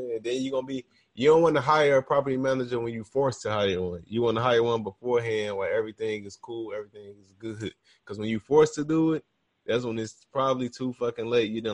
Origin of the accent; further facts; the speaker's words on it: Chicago, Illinois, United States; I'm from Chicago